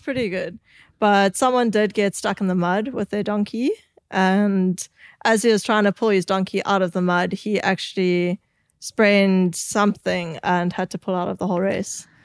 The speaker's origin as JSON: {"language": "English", "country": "South Africa", "tie": "born or raised there", "said": "growing up in South Africa"}